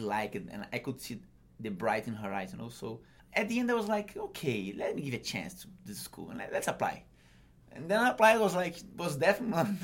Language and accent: English; Brazil; moved away as an adult; now in United States; I used to work in Brazil with my family business